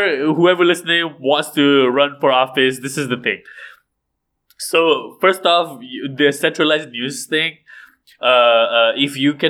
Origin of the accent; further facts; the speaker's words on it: Malaysia; I'm Malaysian.